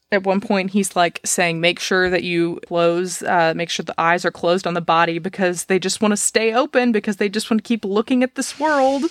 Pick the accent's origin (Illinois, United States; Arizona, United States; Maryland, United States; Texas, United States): Texas, United States; Dallas; also born or lived in Fort Worth; I, I'm from Dallas. I moved to Fort Worth, which is just west